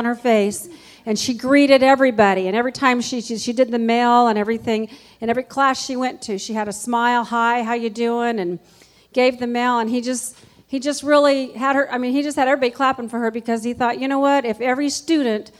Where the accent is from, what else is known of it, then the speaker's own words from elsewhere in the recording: California, United States; now in Dayton, United States; I grew up in California